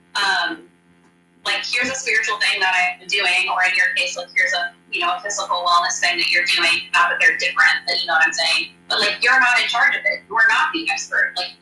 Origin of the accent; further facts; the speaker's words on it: Kansas, United States; moved away as an adult; also born or lived in Texas / Indiana; now in Manhattan, United States; I'm from Kansas originally, and we went to college here, and then moved away for a long time, lived in Texas, lived in Indiana.